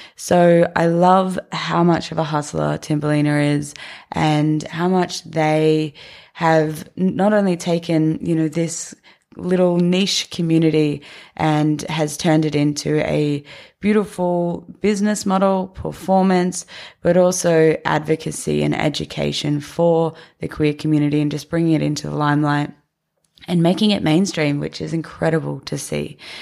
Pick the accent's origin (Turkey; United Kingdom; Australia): Australia; Nambour, Queensland; moved away; my rural town of Nambour on the Sunshine Coast